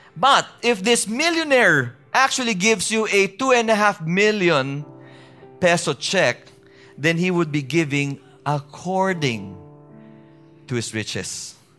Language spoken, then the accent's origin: English; Baguio, Cordillera Administrative Region, Philippines; where I, I, I grew up with in Baguio City